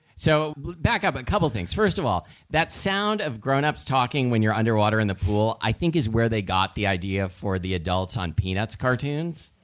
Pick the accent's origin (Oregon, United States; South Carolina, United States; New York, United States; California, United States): Oregon, United States; Portland; now in Seattle, United States; I grew up in Portland. We studied volcanoes in geology, in like you know eighth grade science